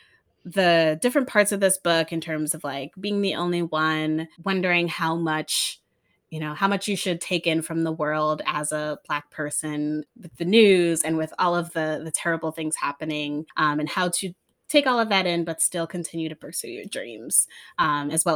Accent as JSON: {"language": "English", "region": "Connecticut", "country": "United States", "tie": "born or raised there", "said": "I grew up in Connecticut in a mostly white suburb"}